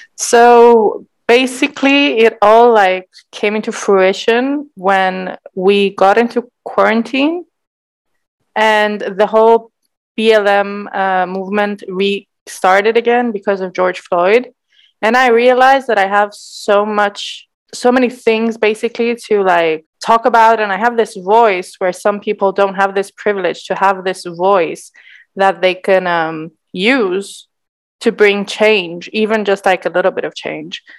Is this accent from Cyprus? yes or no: yes; Cyprus; growing up in Cyprus